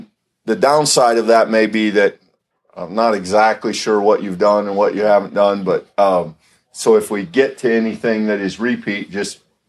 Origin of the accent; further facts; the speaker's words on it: Iowa, United States; also born or lived in Denton, Texas / Louisville, Kentucky; my family and I moved up from Texas. I grew up in Iowa, small town Iowa, down by Sioux City.